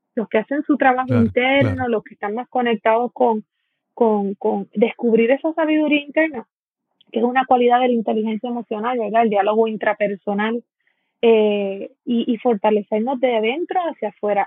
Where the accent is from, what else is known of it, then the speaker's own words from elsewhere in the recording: San Juan, Puerto Rico; now in Dorado, Puerto Rico; yo soy boricua. Yo soy de Puerto Rico, eh, nací en San Juan. Eh, actualmente llevo eh, treinta y unos cuantos años viviendo en Dorado, soy doradeña